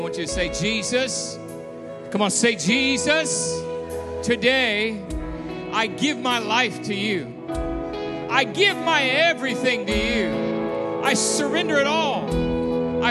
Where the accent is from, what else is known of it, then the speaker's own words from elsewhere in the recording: Southern California, United States; I grew up in SoCal